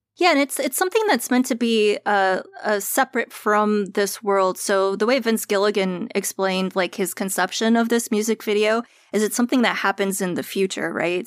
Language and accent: English; East Coast, United States; I'm also an East Coaster